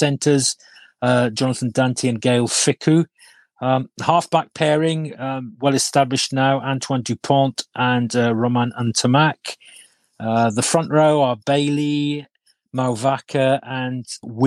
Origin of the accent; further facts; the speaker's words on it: Wales, United Kingdom; as a Welshman